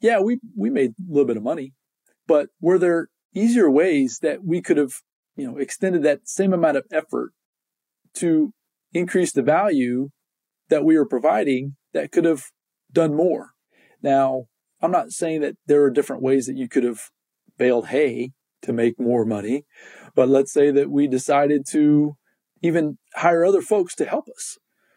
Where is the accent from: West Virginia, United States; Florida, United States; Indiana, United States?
Indiana, United States; I can remember growing up in Indiana